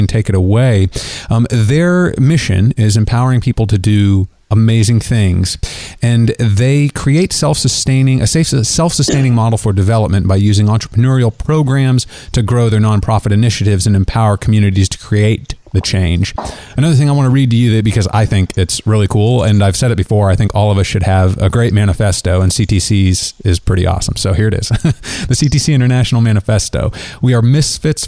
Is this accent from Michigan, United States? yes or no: no; Kansas City, Missouri, United States; my hometown of Kansas City, Missouri